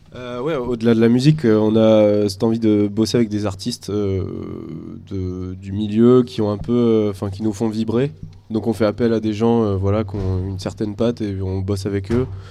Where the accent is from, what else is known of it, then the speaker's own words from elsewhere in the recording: Angoulême, Nouvelle-Aquitaine, France; je viens d'Angoulême aussi